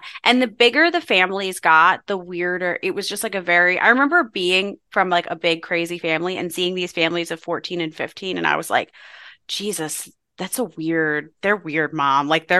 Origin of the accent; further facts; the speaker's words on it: Philadelphia, Pennsylvania, United States; when you meet people that you don't really know, it's just easier to say I'm from Philadelphia because people don't know.